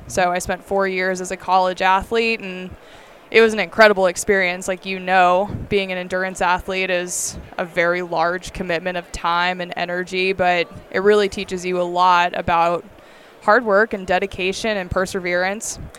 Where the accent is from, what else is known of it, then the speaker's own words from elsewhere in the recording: Bird Creek, Alaska, United States; also born or lived in Bellingham; I was born and raised in Bird Creek, Alaska, which is where I still call home today